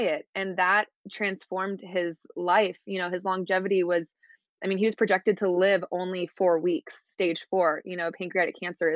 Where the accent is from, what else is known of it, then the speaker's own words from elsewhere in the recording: Houston, Texas, United States; moved away as an adult; now in Laguna Beach, United States; I'm from Houston, Texas, and I currently live in Laguna Beach, California